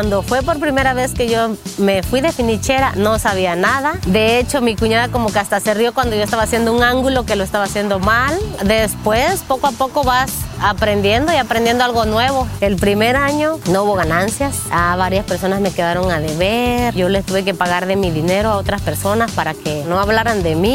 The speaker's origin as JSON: {"language": "Spanish", "region": "Guerrero", "country": "Mexico", "moved": "as an adult", "lives_now": "United States", "said": "Mi compañía se llama Padillas Construcción y soy de Guerrero, México."}